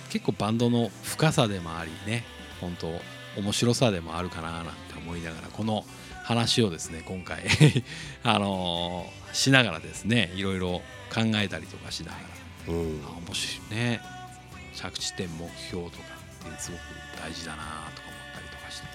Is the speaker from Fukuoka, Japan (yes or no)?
no; Nagasaki, Japan; 僕長崎なんですけどね。